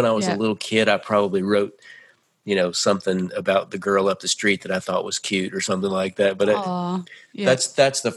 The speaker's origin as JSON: {"language": "English", "town": "Nashville", "region": "Tennessee", "country": "United States", "tie": "born or raised there", "also_born_or_lived": "California", "said": "I was born in California, but I grew up in Nashville."}